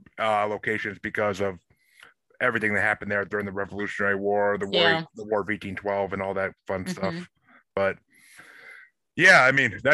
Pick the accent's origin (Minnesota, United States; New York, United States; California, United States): New York, United States; Kingston; also born or lived in Tillson, New York; now in Gardner, United States; I grew up in Kingston, New York.